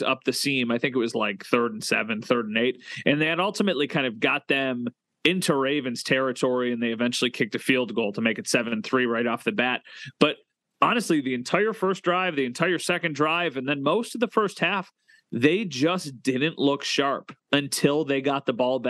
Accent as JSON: {"language": "English", "region": "Western New York", "country": "United States", "tie": "born or raised there", "said": "growing up in Western New York"}